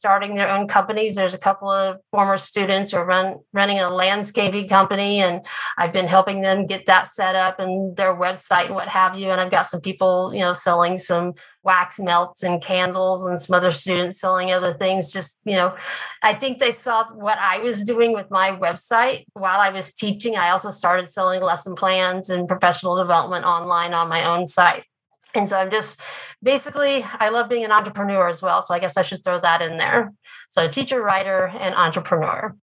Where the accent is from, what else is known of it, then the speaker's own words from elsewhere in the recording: Oklahoma, United States; also born or lived in Japan; I grew up in Oklahoma. I live here in Oklahoma now.